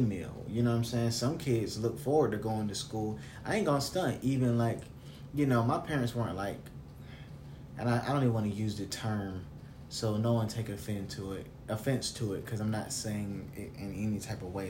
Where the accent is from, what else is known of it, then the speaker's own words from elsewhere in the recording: the South, United States; I'm from the South